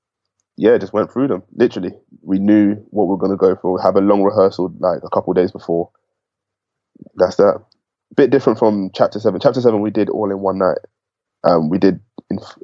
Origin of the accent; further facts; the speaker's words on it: Enfield, London, United Kingdom; I'm from Enfield, I'm from, you know, Ends.